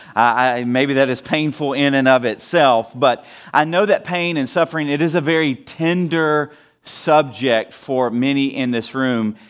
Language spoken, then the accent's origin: English; the South, United States; now in Wheaton, United States; I'm from the South